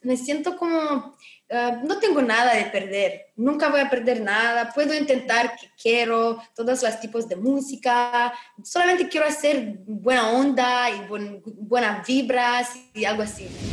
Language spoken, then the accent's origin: Spanish; Romania; Spanish is a second language